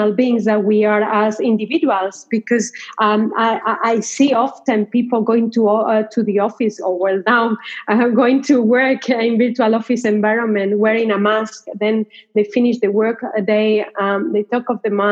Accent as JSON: {"language": "English", "country": "Spain", "tie": "born or raised there", "moved": "as an adult", "said": "I was born in Spain. There in Spain, I studied journalism, communications, and mass media."}